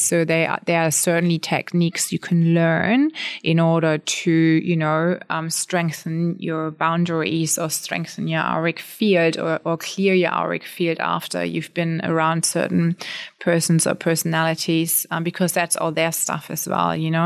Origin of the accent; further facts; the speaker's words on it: Germany; moved away as an adult; now in Australia; I'm born and raised in Germany. I came over to Australia when I was about thirty.